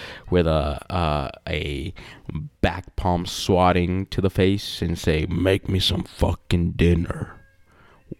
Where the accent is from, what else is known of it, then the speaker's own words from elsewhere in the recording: Mexico; I'm from Mexico